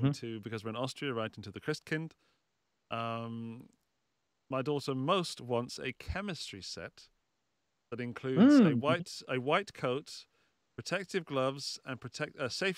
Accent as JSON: {"language": "English", "country": "United Kingdom", "said": "As a Brit"}